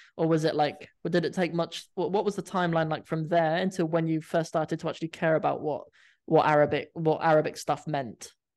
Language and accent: English; Cornwall, South West England, United Kingdom; moved away as an adult; also born or lived in London; I grew up in Cornwall